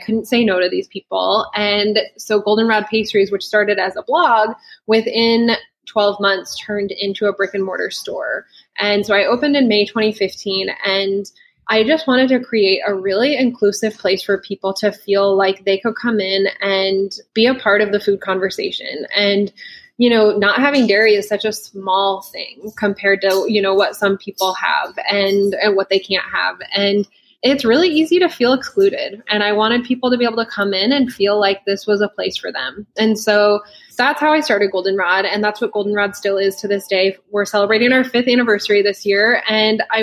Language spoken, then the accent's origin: English; Lincoln, Nebraska, United States; also born or lived in New York; So I am from Lincoln, Nebraska, and that's where I started my business.